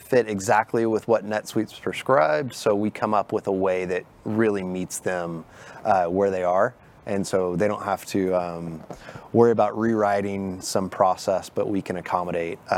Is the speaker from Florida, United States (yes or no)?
no; Dallas, Texas, United States; I'm actually born and raised in Dallas. So I'm from here.